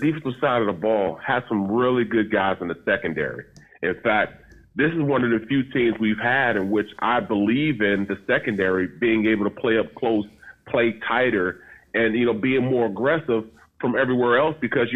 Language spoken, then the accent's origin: English; St. Louis, Missouri, United States; moved away as an adult; also born or lived in Kansas State / South Jersey; now in Voorhees, United States; I'm from St. Louis